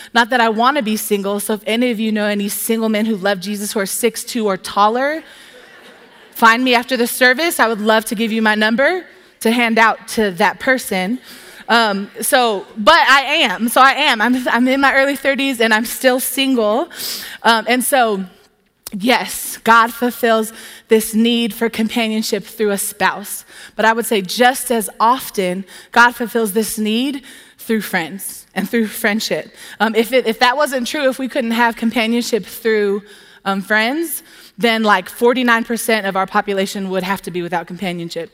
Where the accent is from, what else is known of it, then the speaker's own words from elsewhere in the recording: Southern California, United States; now in Tempe, United States; I'm from Southern California